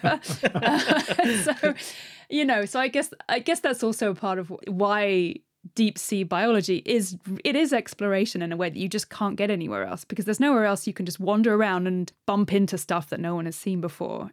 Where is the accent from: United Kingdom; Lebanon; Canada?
United Kingdom; being British